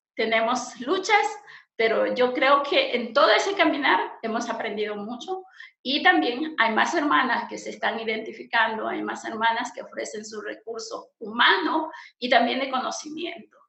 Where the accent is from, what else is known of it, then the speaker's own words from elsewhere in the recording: Santa Cruz, Bolivia; soy boliviana, pertenezco a la Iglesia Menonita en Bolivia eh, más propiamente en Santa Cruz, en el departamento de Santa Cruz